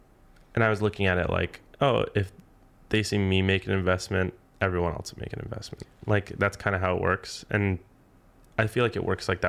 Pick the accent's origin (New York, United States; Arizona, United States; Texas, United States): Arizona, United States; Tucson; born there; also born or lived in North Carolina / England / Alaska / New Mexico; I was born in Tucson, Arizona, but I've moved everywhere. I've lived in North Carolina a couple times, England for a bit, Alaska a couple times, New Mexico, California, Arizona, Missouri.